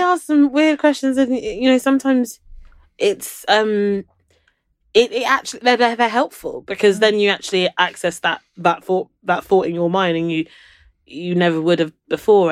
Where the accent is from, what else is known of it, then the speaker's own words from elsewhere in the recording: London, United Kingdom; also born or lived in Brighton; I grew up in London